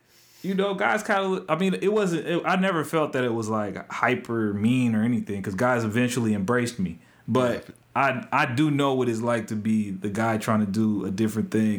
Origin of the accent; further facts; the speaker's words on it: Topeka, Kansas, United States; I'm from Topeka.